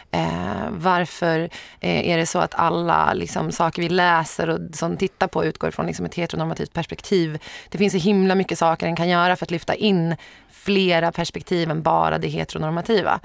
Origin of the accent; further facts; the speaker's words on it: Sorunda, Stockholm County, Sweden; Sorunda, där jag växte upp.